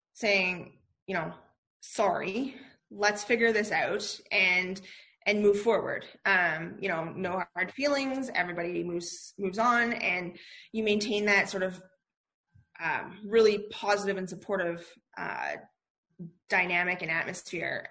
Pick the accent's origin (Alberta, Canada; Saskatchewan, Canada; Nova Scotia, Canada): Alberta, Canada; Calgary; born and raised in Calgary, um, which is in the province of Alberta in Canada, um, and grew up here.